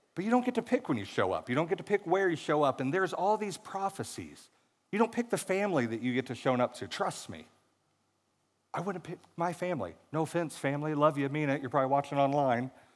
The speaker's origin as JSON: {"language": "English", "region": "Missouri", "country": "United States", "tie": "born or raised there"}